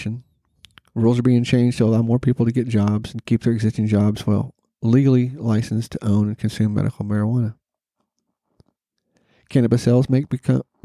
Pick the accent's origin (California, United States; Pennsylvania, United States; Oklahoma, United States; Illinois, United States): Oklahoma, United States; Norman; my hometown of NORML, Oklahoma